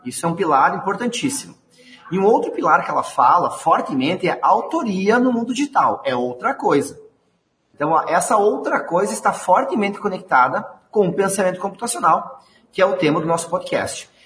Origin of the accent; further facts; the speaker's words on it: Rio Grande do Sul, Brazil; accent: gaúcho; sou aqui do Rio Grande do Sul